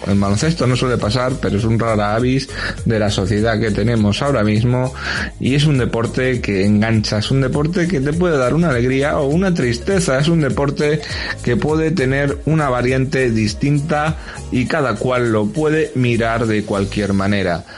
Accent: Spain; somos españoles

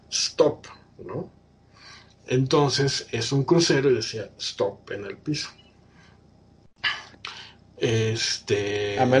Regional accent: State of Mexico, Mexico; Sí, mire, la verdad no soy de aquí, soy este, del Estado de México.

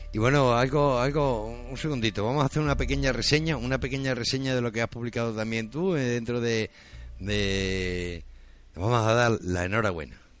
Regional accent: central Extremadura, Spain; nosotros no estamos ni en el sur ni en el norte, estamos en la mitad. No sabemos si somos de Badajoz o de Cáceres

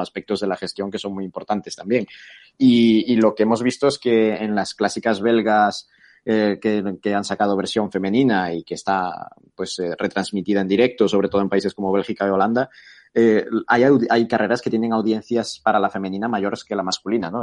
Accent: A Coruña, Galicia, Spain; moved away as an adult; also born or lived in Bilbao / Atlanta; now in Barcelona, Spain; aparte del español y del gallego, que yo soy de Coruña

